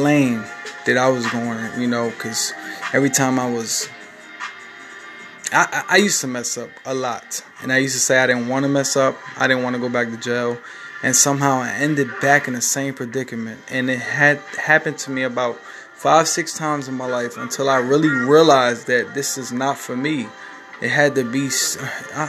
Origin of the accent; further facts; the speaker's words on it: Newark, New Jersey, United States; I'm from Newark, New Jersey. I grew up from a rough neighborhood.